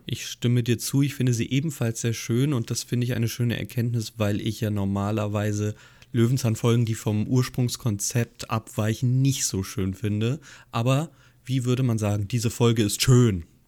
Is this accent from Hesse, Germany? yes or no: yes; Hesse, Germany; Als gebürtiger Hesse